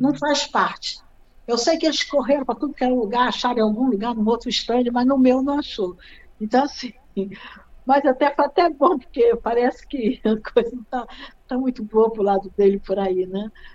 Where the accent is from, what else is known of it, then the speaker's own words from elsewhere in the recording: Rio de Janeiro, Brazil; moved away as an adult; also born or lived in Nova Friburgo, Brazil; now in Germany; Eu venho do Rio de Janeiro